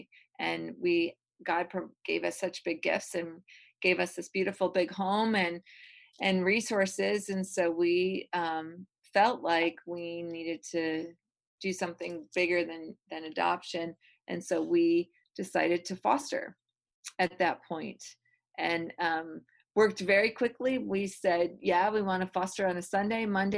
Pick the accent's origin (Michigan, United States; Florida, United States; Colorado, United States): Michigan, United States; now in Georgia, United States; So, I am originally from the Midwest, from Michigan, and pretty much have lived all over the United States.